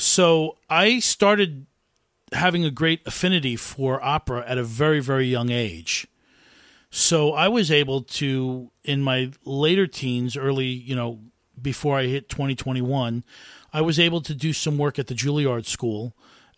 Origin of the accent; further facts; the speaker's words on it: Westchester County, New York, United States; also born or lived in Scarsdale, New York / Harrison, New York / Mamaroneck, New York; Scarsdale, New York, which is where I grew up in Westchester County.